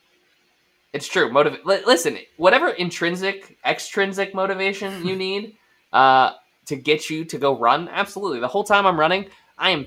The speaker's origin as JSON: {"language": "English", "region": "New England", "country": "United States", "tie": "born or raised there", "said": "growing up in New England"}